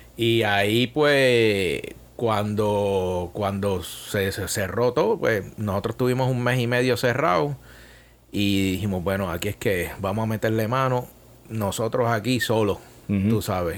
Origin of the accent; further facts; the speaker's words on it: Bayamón, Puerto Rico; moved away as an adult; also born or lived in San Juan / Italy; Bayamón, donde yo nací y crecí